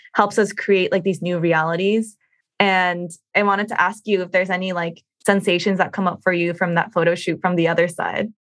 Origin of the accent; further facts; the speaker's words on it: United States; as Asian American women